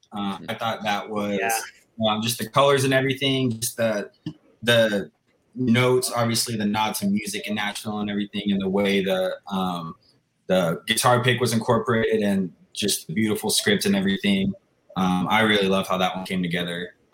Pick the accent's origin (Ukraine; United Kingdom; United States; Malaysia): United States; Texas; I'm from Texas.